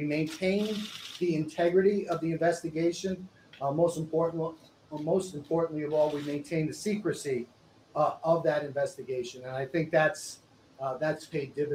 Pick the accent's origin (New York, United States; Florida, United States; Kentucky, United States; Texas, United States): New York, United States; Born and raised on Long Island.